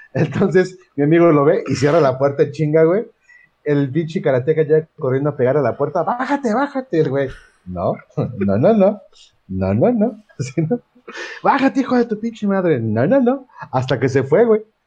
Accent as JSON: {"language": "Spanish", "region": "Puebla", "country": "Mexico", "said": "yo soy de Puebla"}